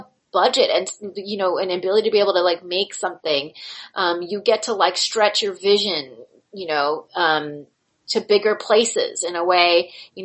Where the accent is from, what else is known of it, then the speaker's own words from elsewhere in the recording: Palm Springs, California, United States; moved away; I grew up in Palm Springs, California. It's a weird resort town. I was a townie